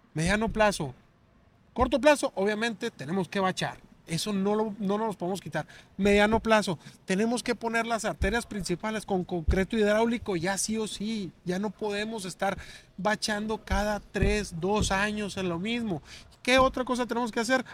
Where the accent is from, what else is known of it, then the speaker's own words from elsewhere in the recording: Hermosillo, Sonora, Mexico; Yo soy de aquí de Hermosillo, del Prados del Centenario, aquí pasando de la Reforma. Ahí, eh, atrás de, de la, de la universidad por donde está medicina. Ahí esas son, esas son mis calles, ahí crecí